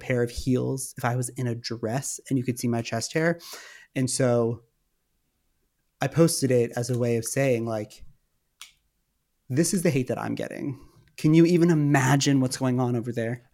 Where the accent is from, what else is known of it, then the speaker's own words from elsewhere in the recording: Westchester, New York, United States; moved away as an adult; also born or lived in Manhattan / Los Angeles; I grew up in Westchester, which is just outside of the city.